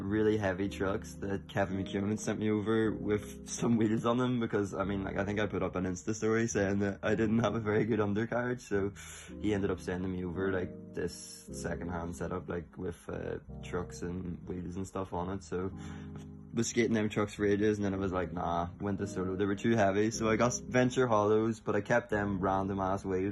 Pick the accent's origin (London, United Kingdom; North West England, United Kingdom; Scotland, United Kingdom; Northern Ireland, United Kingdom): Northern Ireland, United Kingdom; Belfast; I live in Belfast